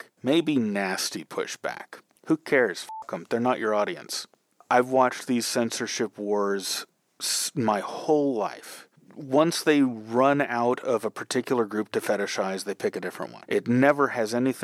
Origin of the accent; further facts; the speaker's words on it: San Francisco, California, United States; I'm from San Francisco